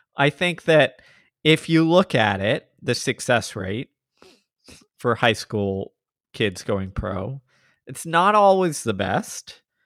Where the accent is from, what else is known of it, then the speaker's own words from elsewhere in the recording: Texas, United States; I'm from Texas